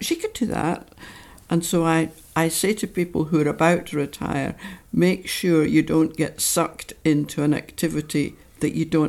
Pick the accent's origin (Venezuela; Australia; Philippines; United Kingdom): United Kingdom; Dundee, Scotland; moved away as an adult; also born or lived in St Andrews / Essex; now in Tobermory, United Kingdom; I was born there, but I grew up in Dundee. And I lived there till I was 18.